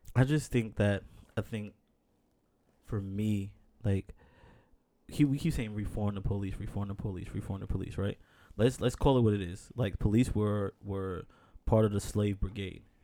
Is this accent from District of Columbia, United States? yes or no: no; New York, United States; born and raised in New York